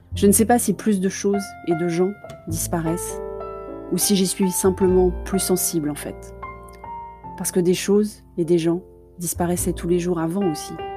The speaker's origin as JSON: {"language": "French", "town": "Paris", "region": "Île-de-France", "country": "France", "said": "parisienne de cœur"}